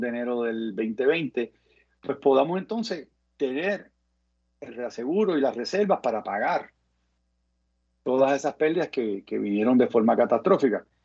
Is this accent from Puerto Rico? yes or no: yes; Carolina, Puerto Rico; also born or lived in New Orleans; crié en Isla Verde, eh, asistí al Colegio de la Piedad